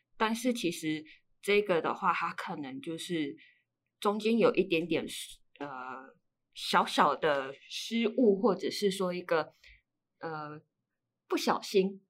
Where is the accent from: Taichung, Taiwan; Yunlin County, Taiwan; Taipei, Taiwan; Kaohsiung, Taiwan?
Yunlin County, Taiwan; 我是云林人